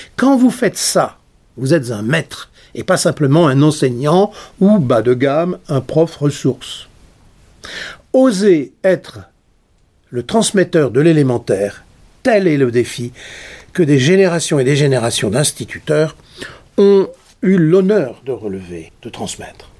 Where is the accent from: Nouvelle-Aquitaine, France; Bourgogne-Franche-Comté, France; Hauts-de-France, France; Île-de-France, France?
Hauts-de-France, France; Nord; je suis du Nord